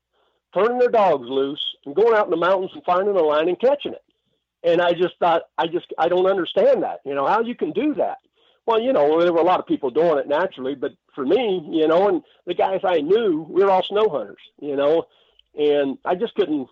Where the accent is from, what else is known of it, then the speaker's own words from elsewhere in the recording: Arizona, United States; also born or lived in Dayton, Ohio / Los Angeles; Well, I was born in Dayton, Ohio, so a long way from where I'm at right now in Kingman, Arizona, but, my family moved. Actually, we spent a year in L.A., and thankfully, we moved over here to Arizona